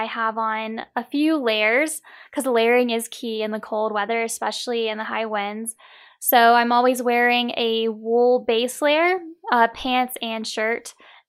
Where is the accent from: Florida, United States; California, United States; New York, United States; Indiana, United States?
Florida, United States; Pensacola; I'm actually originally from Pensacola, Florida.